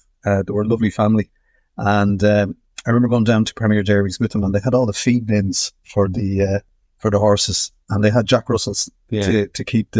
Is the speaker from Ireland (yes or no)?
yes; Dublin, Leinster, Ireland; born or raised there